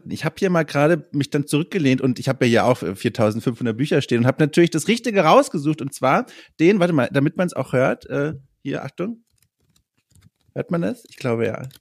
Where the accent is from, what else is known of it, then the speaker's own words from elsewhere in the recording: West Germany, Germany; Ach, da, da habe ich mich wieder als Wessi jetzt geoutet.